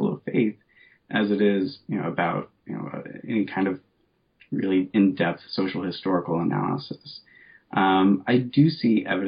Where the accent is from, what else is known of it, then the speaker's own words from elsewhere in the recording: Richmond, Indiana, United States; also born or lived in Concord, Massachusetts; We moved back to Indiana, and I grew up there. I have no real memories of anything before Indiana. And so I grew up there, went to high school there, and in the city of Richmond, Indiana